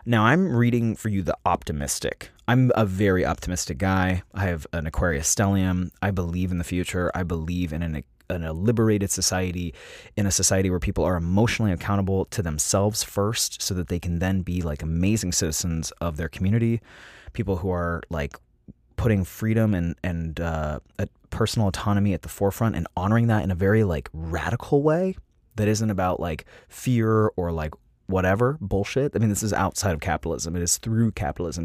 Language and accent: English; Salt Lake City, Utah, United States; moved away; also born or lived in San Diego; I grew up in Salt Lake City, Utah